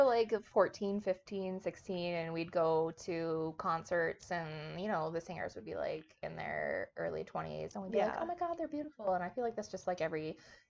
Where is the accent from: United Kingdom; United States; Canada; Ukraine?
Canada; we're both Canadian.